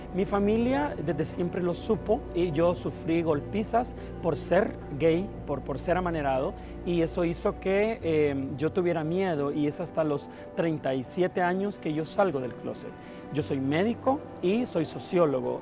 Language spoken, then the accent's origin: Spanish; Villa Dolores, Cabañas, El Salvador; yo soy originario de Villa Dolores Cabañas